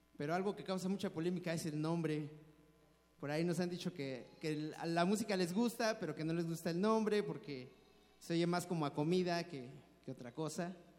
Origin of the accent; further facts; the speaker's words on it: Mexico City, Mexico; nos tocó desarrollarnos aquí en una cultura diferente a la de nuestros padres, a la de nuestros abuelos, y nosotros creemos que sí somos chilangos